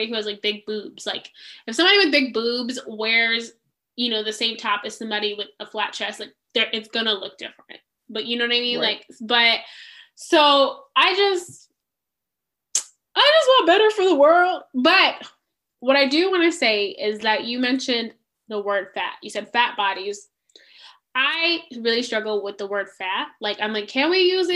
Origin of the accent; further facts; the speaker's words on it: United States; also born or lived in Zimbabwe; growing up in America